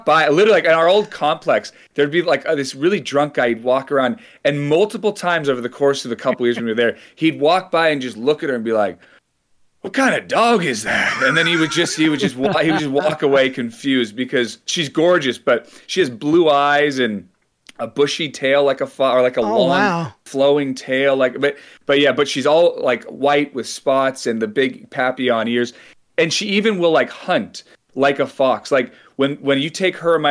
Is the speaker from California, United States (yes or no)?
yes; San Francisco Bay Area, California, United States; I grew up in the San Francisco Bay Area